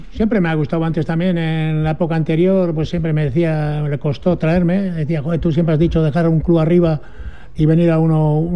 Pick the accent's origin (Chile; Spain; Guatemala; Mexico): Spain; Castro Urdiales, Cantabria; somos todos de Castro, estamos de rojo.